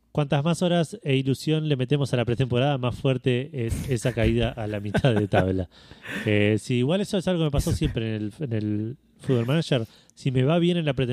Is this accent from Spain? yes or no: no; Argentina; como buen argentino